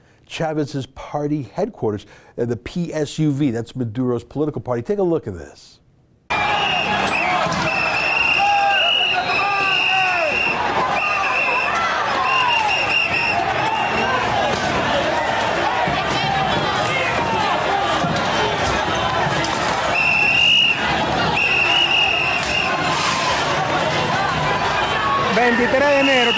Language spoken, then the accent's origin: English; Canada; as a Canadian